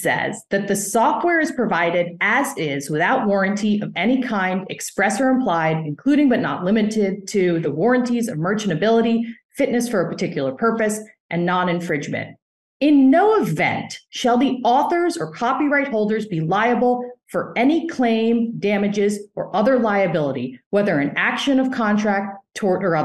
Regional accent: United States; an American litigator

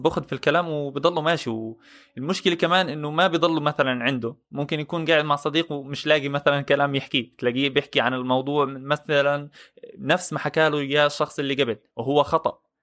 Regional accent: Palestine; انا كفلسطيني

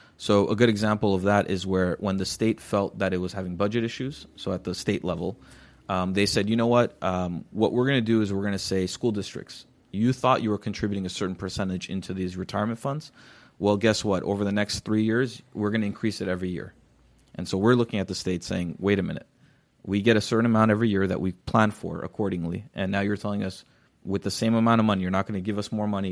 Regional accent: Glendale, California, United States; I grew up near Columbus Elementary School. That's the school I went

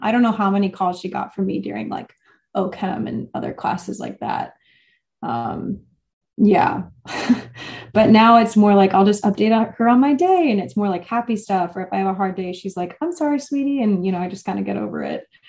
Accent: Texas, United States; moved away as an adult; also born or lived in Wisconsin; now in Boston, United States; I'm from Texas

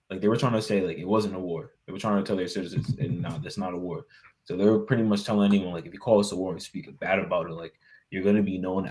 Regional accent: United States

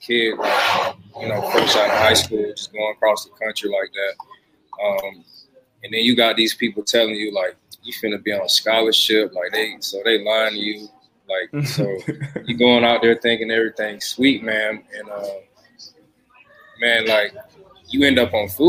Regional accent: Atlanta, Georgia, United States; also born or lived in Warner Robins, Georgia / Macon, Georgia; I grew up in Atlanta, Georgia

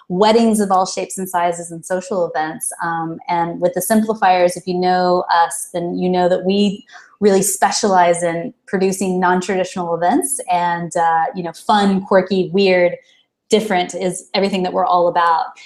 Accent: Dallas, Texas, United States; I am originally from Dallas, Texas. So, um, though I don't, I, people sometimes say that I don't actually have a Texas accent.

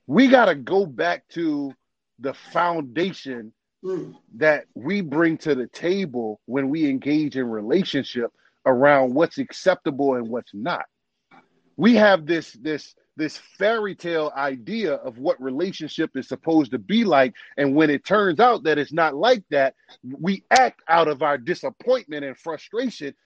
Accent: New Orleans, Louisiana, United States; moved away; I'm from New Orleans, grew up in New Orleans

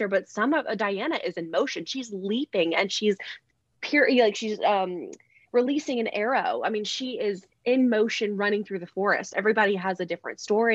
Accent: Alabama, United States; So I'm from Alabama. I know you can hear my very heavy accent. But no, I'm from Alabama. And so I grew up

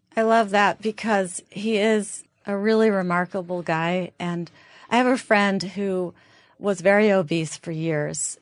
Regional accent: New York area, United States; I'm from the New York area

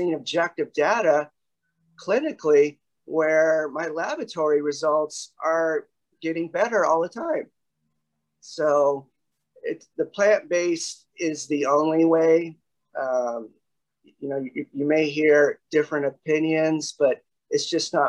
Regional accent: the South, United States; moved away as an adult; also born or lived in Oklahoma / Texas; So Oklahoma and Texas is where I spent all my life till I was 20

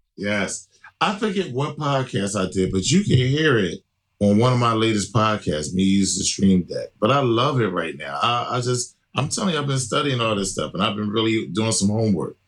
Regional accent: Philadelphia, Pennsylvania, United States; here in my hometown of Philly

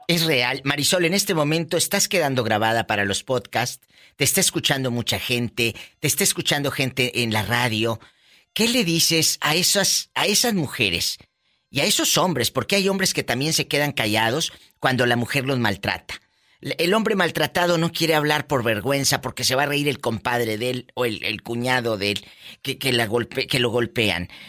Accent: Matamoros, Tamaulipas, Mexico; desde mi tierra, mi Matamoros del alma, mi Matamoros querido

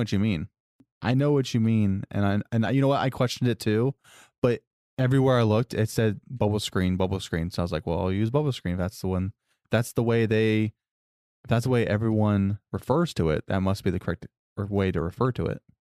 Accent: Florida, United States; I moved to Florida when I was in kindergarten

